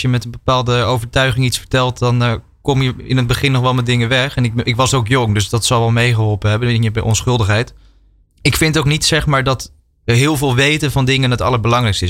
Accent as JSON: {"language": "Dutch", "country": "Netherlands", "said": "wij eh, als Nederlanders"}